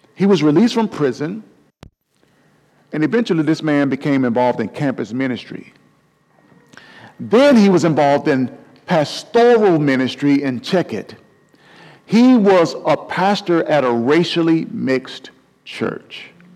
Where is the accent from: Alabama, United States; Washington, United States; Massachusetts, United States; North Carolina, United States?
Alabama, United States; Mobile; my hometown of Mobile, Alabama